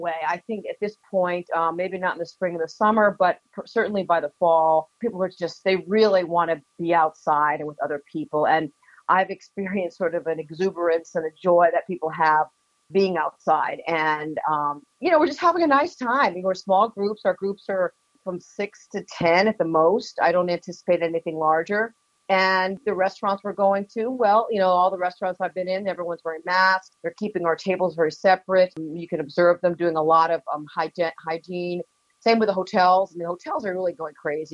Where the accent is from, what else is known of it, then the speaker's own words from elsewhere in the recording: Keene, New Hampshire, United States; now in Boston, United States; I grew up in Keene, so this has a very strong place in my heart